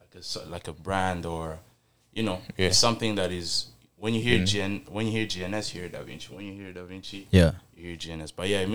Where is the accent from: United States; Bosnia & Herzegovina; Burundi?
Burundi; now in Toronto, Canada; I'm from Burundi.